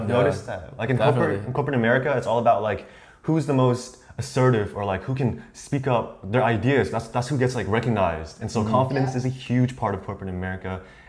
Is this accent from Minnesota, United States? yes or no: no; Houston, Texas, United States; now in Austin, United States; I'm from Houston.